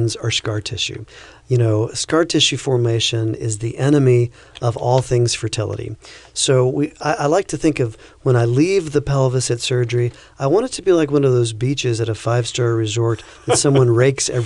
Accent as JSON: {"language": "English", "region": "the South", "country": "United States", "tie": "born or raised there", "also_born_or_lived": "Florida / Virginia", "moved": "as an adult", "lives_now": "Fort Wayne, United States", "said": "I grew up in the South with fire ants."}